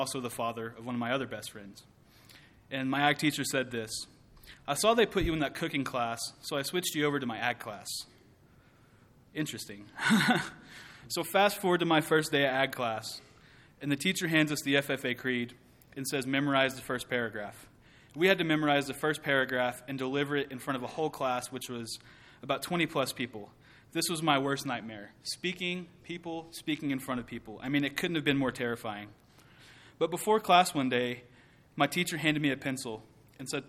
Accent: Merkel, Texas, United States; also born or lived in Abilene, Texas; I was born in Abilene, Texas, and raised in the small town of Merkel

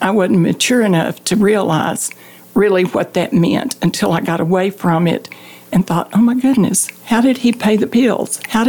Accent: Hale Center, Texas, United States; also born or lived in Santa Fe, New Mexico / Austin, Texas; I was born in Santa Fe, New Mexico, but I grew up in Hale Center, Texas.

